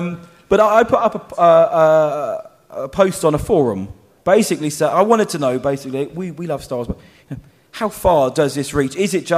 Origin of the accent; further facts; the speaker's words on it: Basildon, East of England, United Kingdom; So I said, so am I actually. Funny that I'm working in Essex right now.